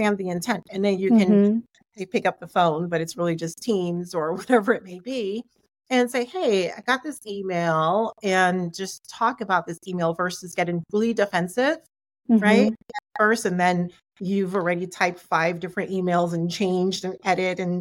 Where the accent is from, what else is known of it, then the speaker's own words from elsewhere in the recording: Jamaica; I grew up in a West Indian, I'm Jamaican, grew up in a West Indian family